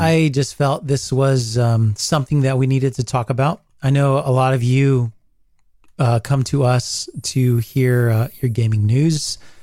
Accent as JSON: {"language": "English", "country": "United States", "said": "who I am as an American"}